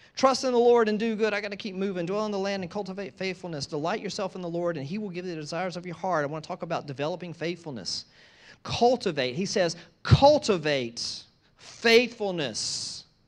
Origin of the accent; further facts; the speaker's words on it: East Coast, United States; moved away; I grew up on the East Coast